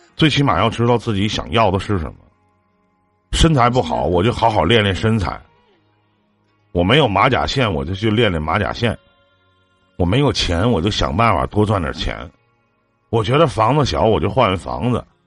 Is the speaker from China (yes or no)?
yes; Shenyang, Liaoning, China; 我家是沈阳的